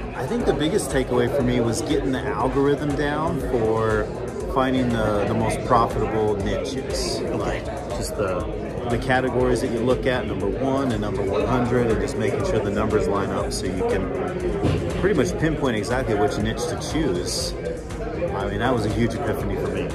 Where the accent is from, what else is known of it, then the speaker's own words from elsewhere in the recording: Salt Lake City, Utah, United States; I'm from Salt Lake City, Utah